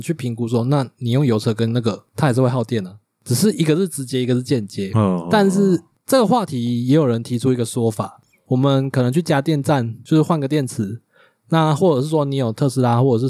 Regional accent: Taiwan; 小时候，因为我们这边都讲台语嘛，

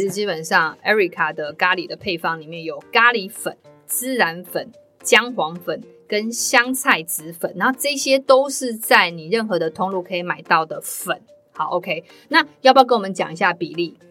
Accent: Taiwan; 我们台湾人对椰奶的接受度没那么高

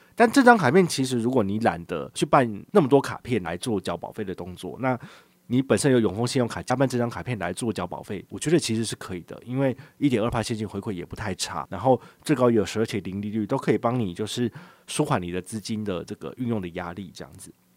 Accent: Changhua County, Taiwan; now in Taipei, Taiwan; 我老家在彰化

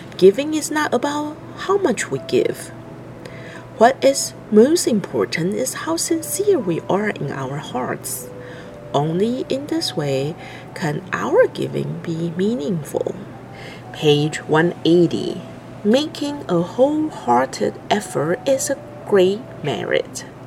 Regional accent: Ladysmith, KwaZulu-Natal, South Africa; I am from South Africa, Ladysmith

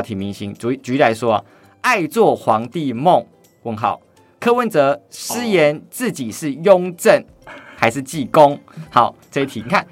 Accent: Taoyuan, Taiwan; 我是桃园人

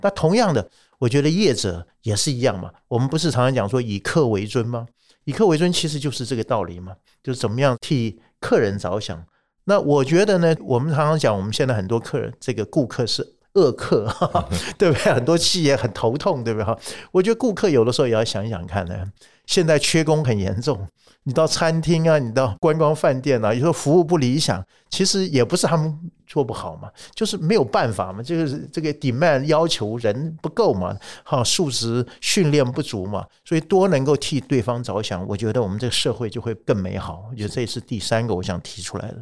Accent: Taiwan; 我们台湾人的光荣

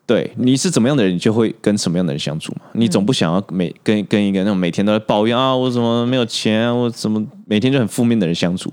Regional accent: Taiwan; 我一直都待台湾

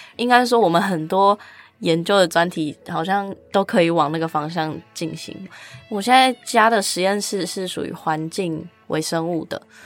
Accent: Kaohsiung, Taiwan; moved away as an adult; now in Taipei, Taiwan; 因为我是高雄人，想要往北一点这样

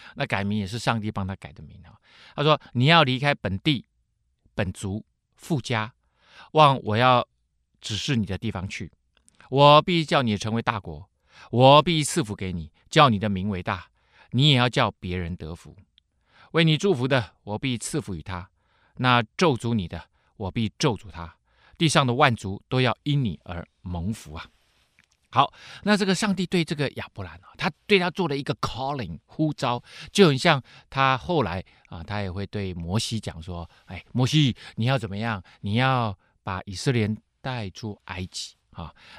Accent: Taiwan; 跟我们台湾人命名一样嘛

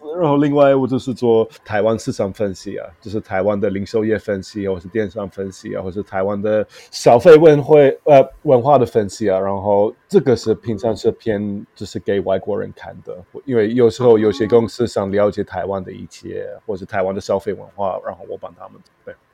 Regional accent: London, United Kingdom; Chinese is a second language; moved away as an adult; also born or lived in South Korea / Qingdao, China; now in Taiwan; 我就是在东伦敦长大了，然后我就是真的是非常，呃，比较低层的，就是，就是家庭的

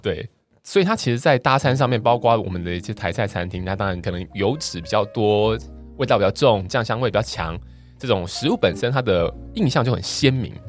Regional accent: southern Taiwan, Taiwan; 我们南部人嘛

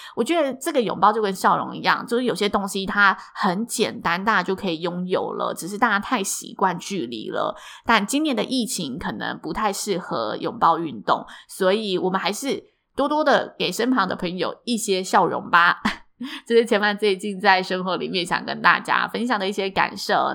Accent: Taichung, Taiwan; moved away as an adult; now in Taipei, Taiwan; 我也不是台北人，所以没关系，因为我是台中人

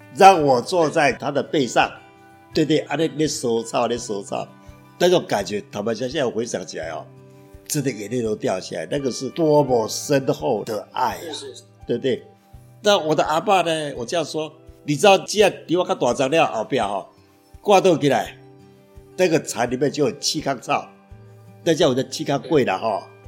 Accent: Taoyuan, Taiwan; moved away as an adult; also born or lived in Taipei; now in Changhua, Taiwan; 桃园是我大概从两岁七个月，一直到五年高中毕业，我都在桃园长大

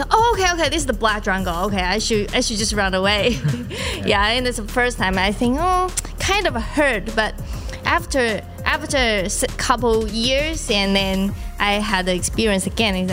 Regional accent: Yilan County, Taiwan; I'm from I'm the people from Ilan

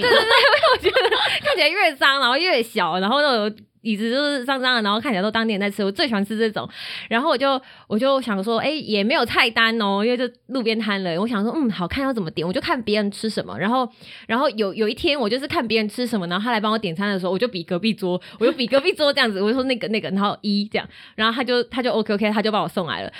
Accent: Taiwan; 我是台湾人，我回家这样子

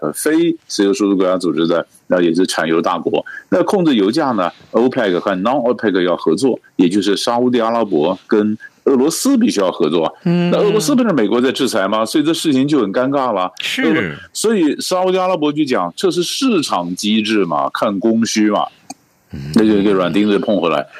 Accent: Taiwan; 就我们台湾人常讲的方法，讲说法，这就是带着钢盔往前冲啊！

